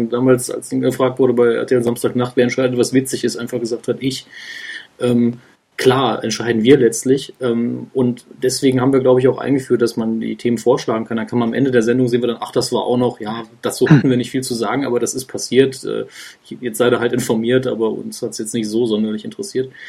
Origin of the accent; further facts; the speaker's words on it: Saarland, Germany; Ich bin äh, Jahrgang 82, gebürtiger Saarländer